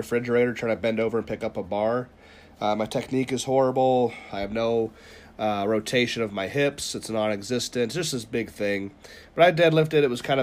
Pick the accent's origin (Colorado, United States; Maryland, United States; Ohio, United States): Ohio, United States; northeast; moved away; We're both from Ohio, but at the northeast corner